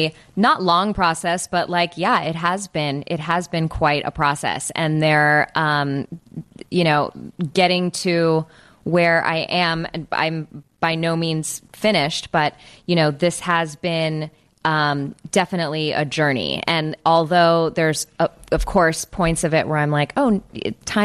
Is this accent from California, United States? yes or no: yes; Los Angeles, California, United States; I am from California